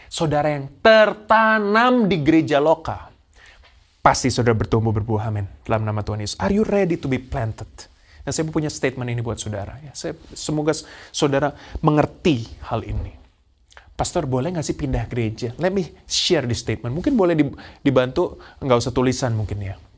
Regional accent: Surabaya, East Java, Indonesia; now in Perth, Australia; Yaitu saya pindah kota dari Surabaya saya saya dulu adalah jemaat tertanam dari saya lahir eh, dari saya ke pindah Surabaya jemaat tertanam gereja lokal saya gereja Bethel Tabernacle Kristus Pengasih

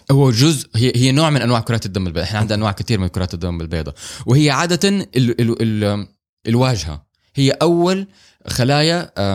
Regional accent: Saudi Arabia; احنا عندنا في السعوديه

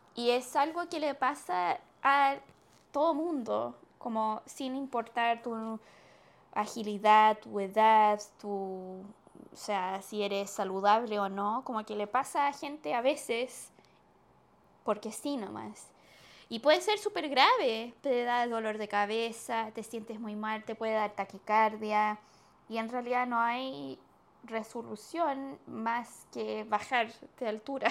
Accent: Chile; siendo chilena

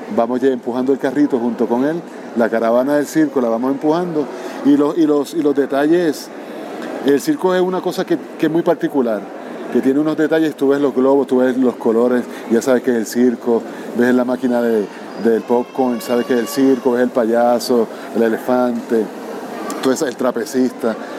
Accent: Puerto Rico; donde nací, en Puerto Rico

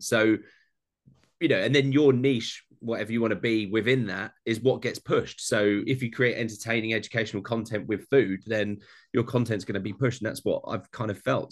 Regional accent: Essex, East of England, United Kingdom; I'm from Essex, like a weird place in London, that just outside London. So my accent doesn't allow me.

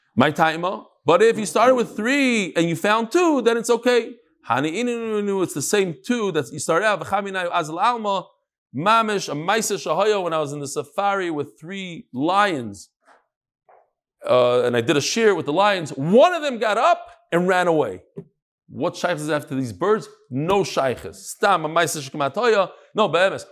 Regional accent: New York, United States; I'm from New York

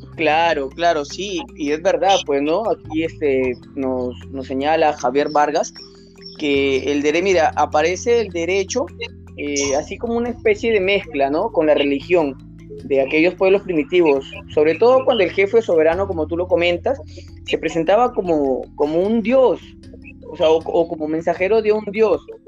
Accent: Peru

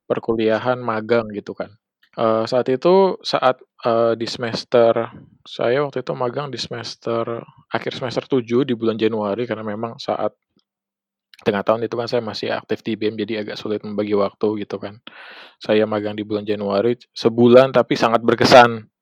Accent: Indonesia; ini tanah saya gitu kan tanah kelahiran saya masa saya kerja buat orang lain gitu kan, buat bukan kerja sesama orang Indonesia sendiri gitu kan.

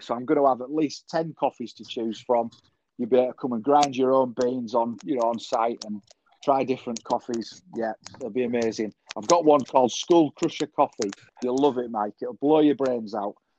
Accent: Selby, Yorkshire and the Humber, United Kingdom; I'm opening a cafe um, in my hometown, Selby

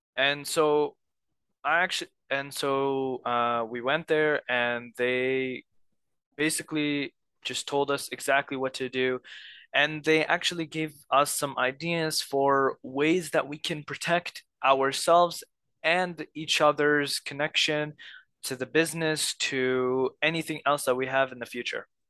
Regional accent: Egypt; moved away; I'm from Egypt

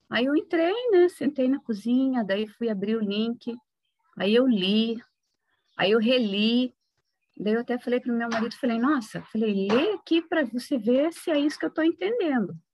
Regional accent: Castro, Paraná, Brazil; born there; Paraná. Sou de família de descendência de italianos

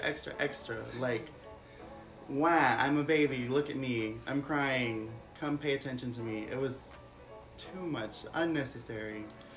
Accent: Mexico; moved away; I'm 25. I'm a Gemini. I'm not local, I'm international. I was raised in Mexico.

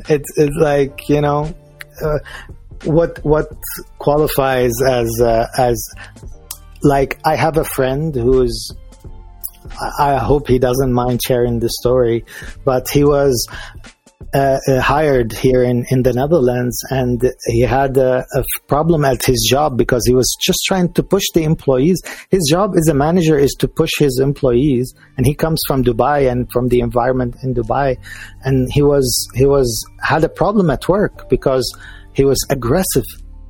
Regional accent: Liverpool, North West England, United Kingdom; because I'm English. I'm from Liverpool.

